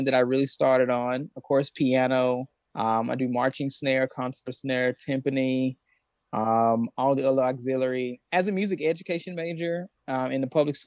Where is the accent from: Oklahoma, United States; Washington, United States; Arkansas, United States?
Arkansas, United States; West Memphis; I grew up in West Memphis, Arkansas, which is right next to Memphis, Tennessee